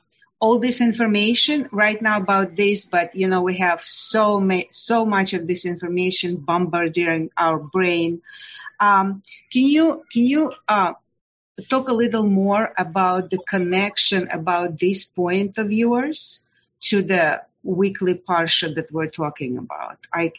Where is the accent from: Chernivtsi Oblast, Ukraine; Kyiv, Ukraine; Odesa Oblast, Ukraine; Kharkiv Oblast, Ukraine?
Odesa Oblast, Ukraine; Odesa; moved away; I came from Ukraine, from Odessa, 30 years ago, 1991.